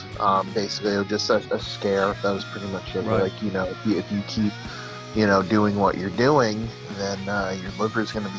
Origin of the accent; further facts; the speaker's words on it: New York, United States; I'm from New York